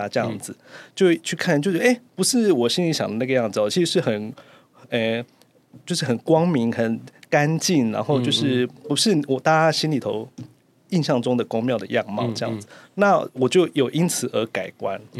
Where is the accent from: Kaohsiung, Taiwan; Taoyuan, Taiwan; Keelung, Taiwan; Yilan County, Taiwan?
Keelung, Taiwan; 因为我本身是基隆人嘛。嗯。那那个那个道场就是对那个道场就是在七堵，嗯、所以基隆跟七堵还算蛮近的。